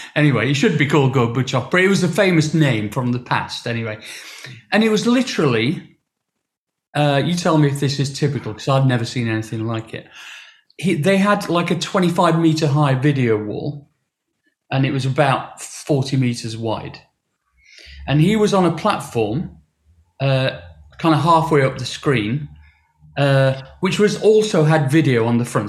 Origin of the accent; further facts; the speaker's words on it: Sheffield, Yorkshire and the Humber, United Kingdom; my hometown